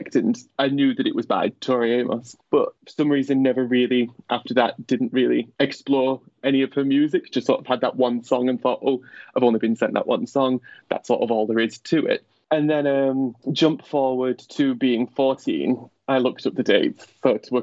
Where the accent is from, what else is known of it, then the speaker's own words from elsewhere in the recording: Wigan, North West England, United Kingdom; now in Newton-le-Willows, United Kingdom; I grew up in a place called Wigan